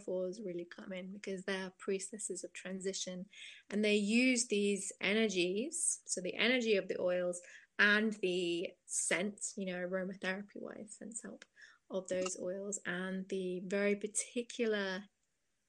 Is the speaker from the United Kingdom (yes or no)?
yes; Cambridge, East of England, United Kingdom; I'm from Cambridge in England, which is a university town